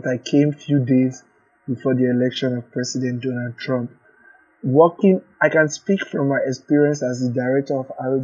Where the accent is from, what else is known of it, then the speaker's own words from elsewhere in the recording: Nigeria; moved away as an adult; now in United States; I came because I was fleeing persecution from my home country, Nigeria.